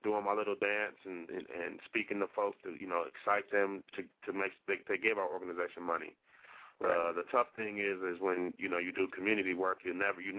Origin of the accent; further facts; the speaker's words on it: Milwaukee, Wisconsin, United States; Milwaukee, my hometown